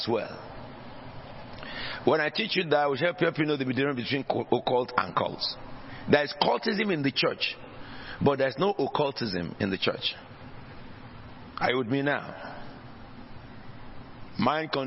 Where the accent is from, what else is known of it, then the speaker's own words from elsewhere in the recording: Nigeria; now in United Kingdom; in Nigeria, where I originally came from before I became British